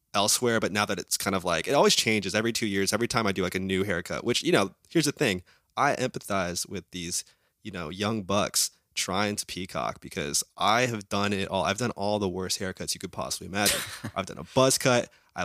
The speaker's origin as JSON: {"language": "English", "region": "Midwest", "country": "United States", "tie": "born or raised there", "said": "I grew up in the Midwest, though."}